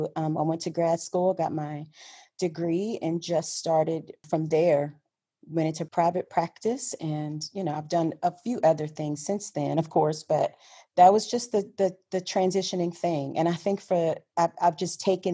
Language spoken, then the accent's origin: English; Houston, Texas, United States; I grew up in Houston, born and raised in Houston, Texas.